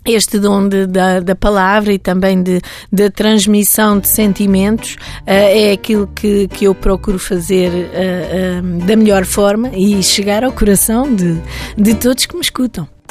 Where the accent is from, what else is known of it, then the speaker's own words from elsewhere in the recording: Cadaval, Lisbon, Portugal; na zona do Cadaval, que é a minha terra